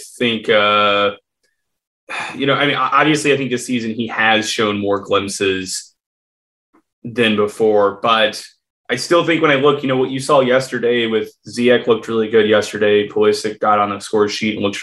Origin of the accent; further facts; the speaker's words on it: United States; I am American